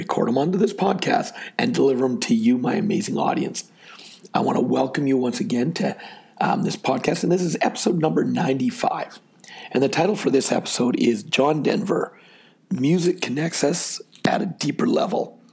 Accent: Canada; I'm from Canada

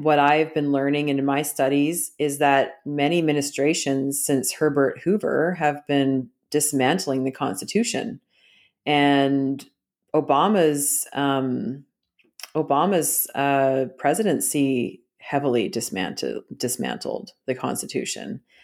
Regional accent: Canada; moved away; I was schooled that same way 'cause I grew up in Canada

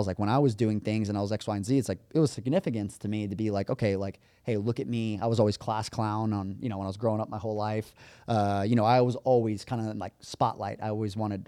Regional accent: Las Vegas, Nevada, United States; moved away; I came from Vegas

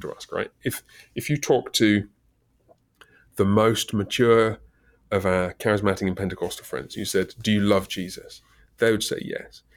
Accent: England, United Kingdom; moved away; I'm British

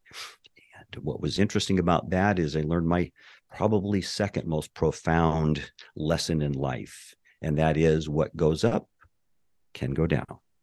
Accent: Montana, United States; moved away as an adult; also born or lived in Anchorage, Alaska / Southern California; now in Merritt Island, Florida, United States; I was born and raised in Montana, the oldest of five.

